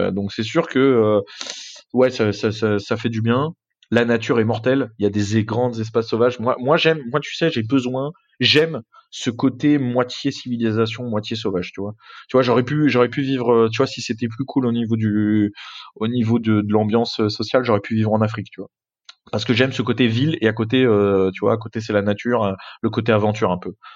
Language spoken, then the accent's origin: French; France; je suis français